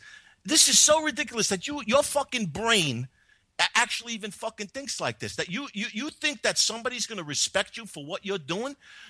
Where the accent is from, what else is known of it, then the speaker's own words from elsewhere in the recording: New York City, New York, United States; I grew up in this, in my neighborhood. I live in the Bronx, by the way. And I grew up in this neighborhood.